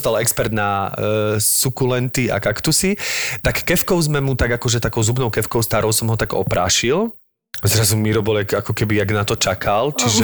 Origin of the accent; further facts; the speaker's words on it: Slovakia; zrazu som bol Slovák úplne najväčší